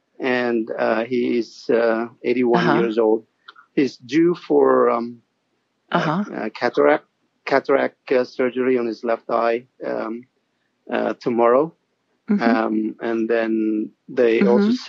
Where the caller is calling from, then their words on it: Toronto, Ontario, Canada; I'm calling from Toronto in Canada.